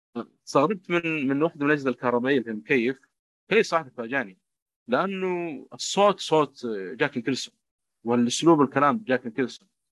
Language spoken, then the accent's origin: Arabic; Saudi Arabia; عندنا في السعوديه